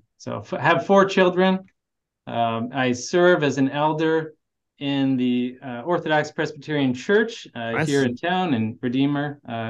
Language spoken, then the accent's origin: English; Canada; I was born and raised in Canada. I'm Canadian